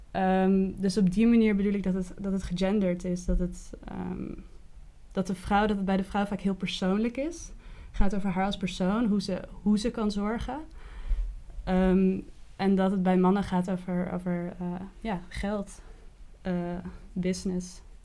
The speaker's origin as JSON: {"language": "Dutch", "town": "Kockengen", "region": "Utrecht", "country": "Netherlands", "tie": "born or raised there", "also_born_or_lived": "The Hague", "said": "als kind, ik ben verhuisd vanuit Den Haag naar, naar het platteland van Utrecht"}